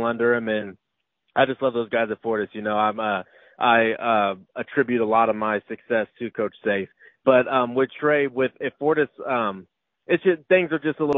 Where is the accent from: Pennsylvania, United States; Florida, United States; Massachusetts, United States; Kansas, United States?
Kansas, United States; moved away; I'm originally from the Kansas area